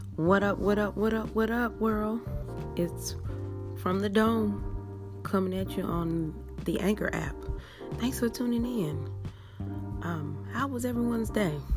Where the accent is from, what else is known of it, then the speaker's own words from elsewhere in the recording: Oklahoma, United States; I am born and raised in Oklahoma